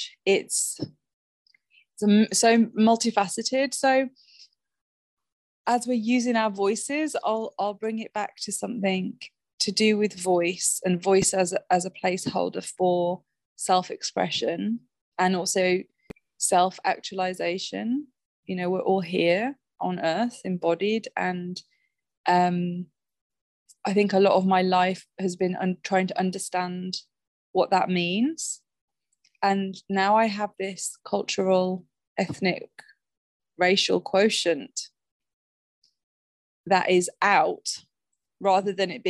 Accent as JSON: {"language": "English", "region": "West Midlands", "country": "United Kingdom", "said": "I'm originally from the West Midlands. My original accent is a lot different to the voice I use today."}